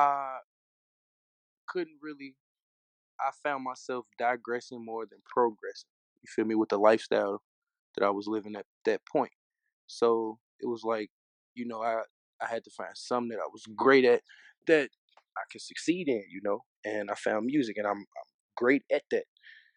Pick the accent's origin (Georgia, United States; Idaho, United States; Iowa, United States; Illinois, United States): Illinois, United States; Chicago; I'm from the West Side of Chicago